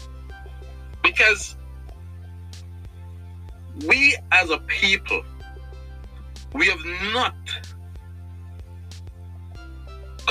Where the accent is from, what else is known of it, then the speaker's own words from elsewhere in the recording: Jamaica; I'm Jamaican